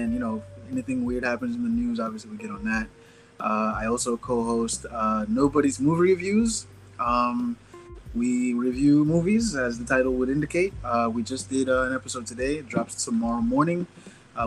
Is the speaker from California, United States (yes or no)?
no; New York, United States; I'm a comic from New York.